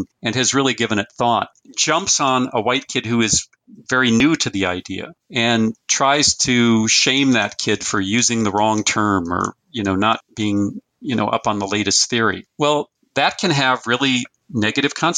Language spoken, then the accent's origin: English; Fargo, North Dakota, United States; I was born in 1958 in Fargo, North Dakota, or in North Dakota.